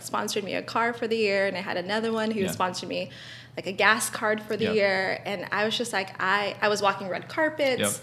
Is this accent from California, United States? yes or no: yes; Barstow, California, United States; I grew up in Barstow.